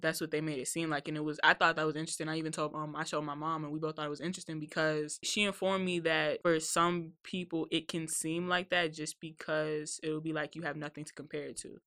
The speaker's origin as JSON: {"language": "English", "town": "Woodbridge", "region": "Virginia", "country": "United States", "tie": "born or raised there", "said": "I'm from Woodbridge, since Northern Virginia"}